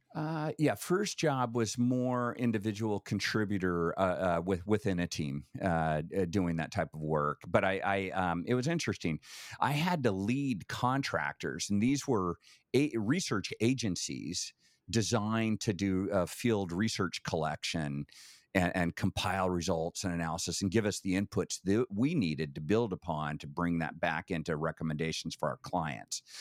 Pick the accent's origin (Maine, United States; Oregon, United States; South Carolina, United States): Oregon, United States; Vale; also born or lived in Eugene, Oregon; born in Vail, Oregon, town of a thousand, um, literally, you know, a smaller population than most cruise ships, um, but spent, uh, you know, kinda grade school years there, uh, moved over to Eugene